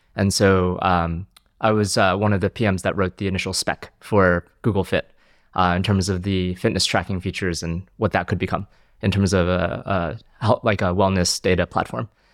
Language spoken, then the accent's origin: English; New Jersey, United States; also born or lived in China / Philadelphia suburb; now in London, United Kingdom; I grew up in New Jersey, um, moved to the US when I was five from China, um, and uh, grew up in a suburb of Philadelphia